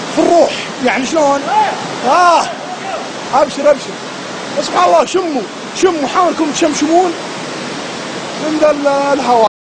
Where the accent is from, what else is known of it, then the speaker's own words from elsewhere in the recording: Saudi Arabia; عندنا في السعوديه